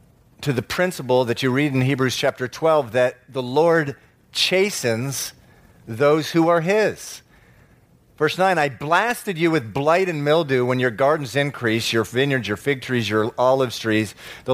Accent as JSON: {"language": "English", "country": "Venezuela", "tie": "born or raised there", "also_born_or_lived": "Massachusetts, United States", "moved": "yes", "said": "You know, I was born in Massachusetts, moved down to Venezuela when I was 9, and it was awfully strange."}